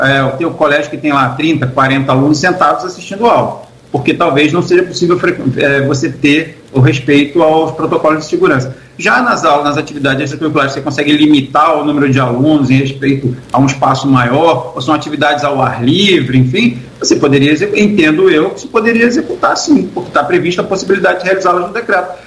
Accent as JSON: {"language": "Portuguese", "region": "Rio de Janeiro", "country": "Brazil", "tie": "born or raised there", "moved": "as an adult", "lives_now": "Campos dos Goytacazes, Brazil", "said": "Nascido e criado no Rio de Janeiro"}